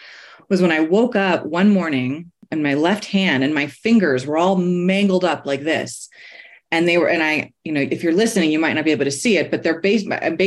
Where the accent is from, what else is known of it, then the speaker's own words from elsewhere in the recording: New York City, New York, United States; now in Golden, United States; I live in Golden, Colorado, but I'm a New Yorker, born and raised in the Bronx